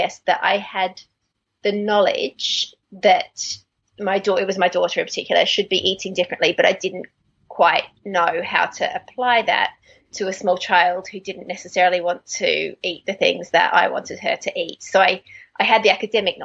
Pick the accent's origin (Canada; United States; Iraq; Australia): Australia; accent: Australian; moved away as an adult; now in London, United Kingdom; I'm Australian. You can probably hear from my accent, but as I say, I moved to England about 15 years ago